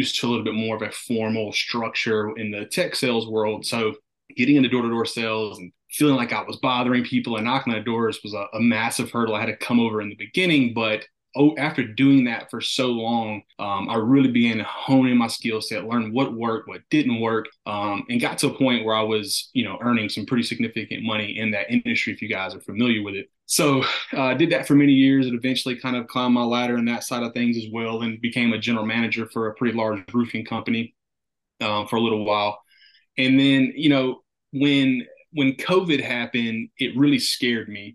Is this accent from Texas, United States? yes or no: no; North Carolina, United States; I'm from North Carolina